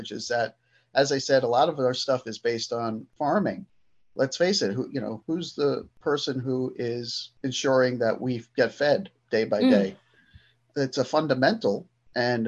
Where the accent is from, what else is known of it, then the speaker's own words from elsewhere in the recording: Brooklyn, New York, United States; moved away as an adult; now in Cobleskill, United States; I was born and raised in Brooklyn, New York, half of my life. Then moved to upstate New York back in 2001